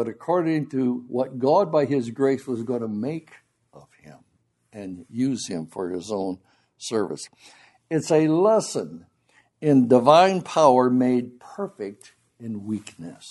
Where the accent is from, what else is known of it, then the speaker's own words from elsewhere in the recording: Grand Haven, Michigan, United States; When I was growing up in Grand Haven, Michigan, we had a couple of brothers in our assembly who were Gideons